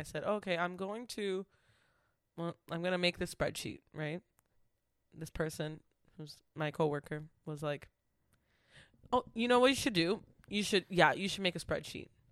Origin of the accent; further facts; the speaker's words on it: Waltham, Massachusetts, United States; Waltham is my hometown